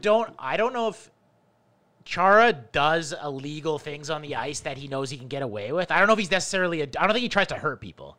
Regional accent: Canada; also born or lived in Toronto; as a Canadian

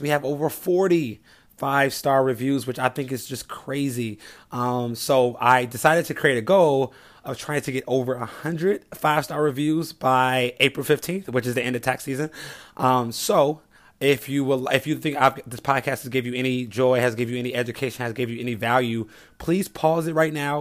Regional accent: Chicago, Illinois, United States; I grew up in the South Side of Chicago, nine of us in one home

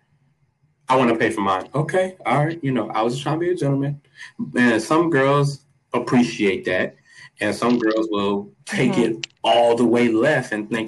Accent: the South, United States; I'm from the South.

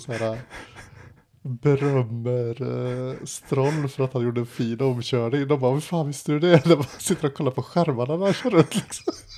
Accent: Sweden; moved away; Det är där jag kommer ifrån

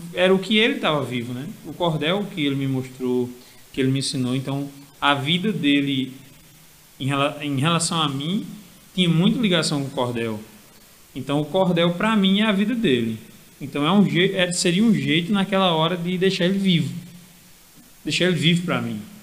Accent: Alagoa Nova, Paraíba, Brazil; moved away as an adult; now in João Pessoa, Brazil; eu sou de Lagoa Nova, é, cordelista lá, acho que desde 2015

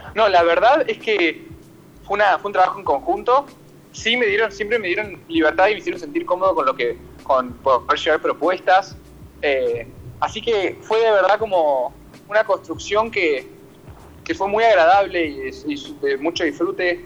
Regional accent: Argentina; also born or lived in San Rafael, Mendoza, Argentina; sí nací en, en, San Rafael de Mendoza porque la familia mi papá vive allá y mi familia paterna tiene finca hace muchos años. Y, y bueno, entonces, pero me crié acá con mi mamá desde muy chico

